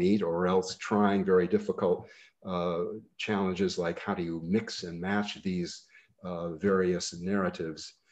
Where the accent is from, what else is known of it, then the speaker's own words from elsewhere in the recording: Bennington, Vermont, United States; my growing up in Bennington and then in old Bennington, Vermont